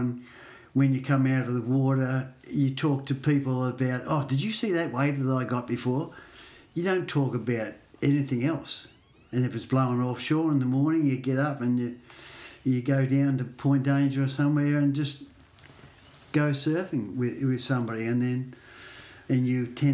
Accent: Torquay, Victoria, Australia; I grew up in Torquay

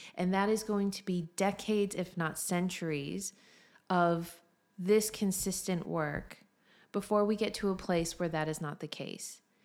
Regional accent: United States; moved away as an adult; now in Australia; as an American

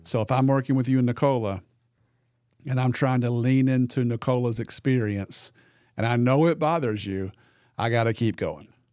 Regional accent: the Delta, Arkansas, United States; I grew up in the Delta. very, very poor part of Arkansas.

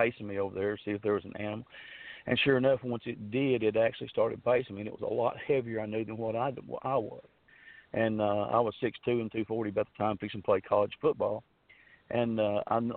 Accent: Fouke, Arkansas, United States; now in Texarkana, Arkansas, United States; I grew up down there around Falk, around Days Creek, around Sulphur River.

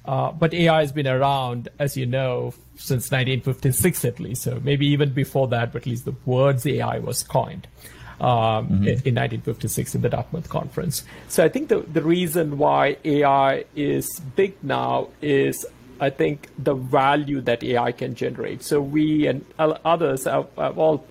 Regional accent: India; moved away; also born or lived in Australia; growing up in India

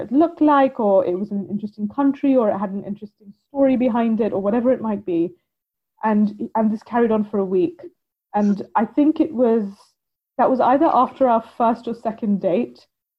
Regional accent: India; now in United Kingdom; Growing up in India

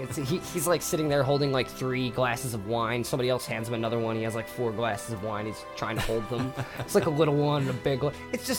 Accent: New Jersey, United States; I'm from New Jersey. I'm Italian and Irish.

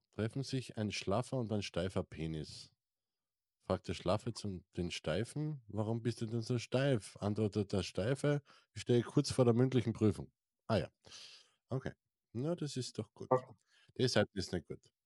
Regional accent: Styria, Austria; ich bin ja aus der St. Eiermark

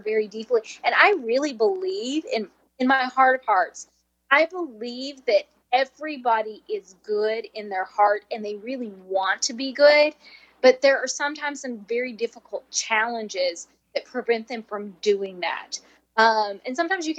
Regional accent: southwestern Kentucky, United States; accent: Nashville; moved away as an adult; now in Mesa, United States; I grew up in southwestern Kentucky, so it's the Nashville accent. I've been here 20 years, but this accent isn't going anywhere

